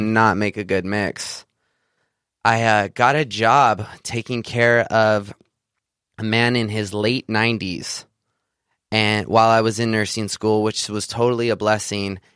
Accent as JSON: {"language": "English", "region": "Central California", "country": "United States", "tie": "born or raised there", "said": "I grew up in Central California, a small farming community outside of the Sequoia National Park"}